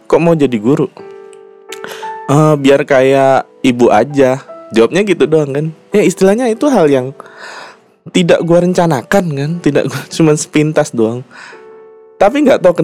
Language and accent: Indonesian; Jambi, Indonesia; gue nih kampung aslinya kan gue aslinya orang Sumatera Jambi